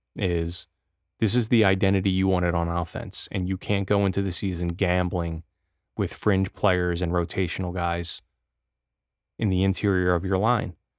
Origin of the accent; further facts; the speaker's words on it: Philadelphia, Pennsylvania, United States; as a resident Philadelphian, eagles grew up on them. They're my hometown team